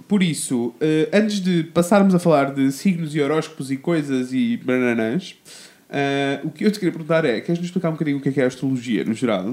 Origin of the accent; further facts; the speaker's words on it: Coimbra, Centro, Portugal; eu sou de Coimbra